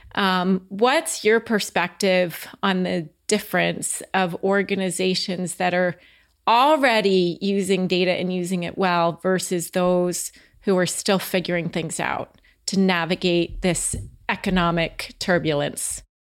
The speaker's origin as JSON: {"language": "English", "region": "New Jersey", "country": "United States", "also_born_or_lived": "Houston", "moved": "yes", "said": "I'm from the Northeast, the New Jersey area"}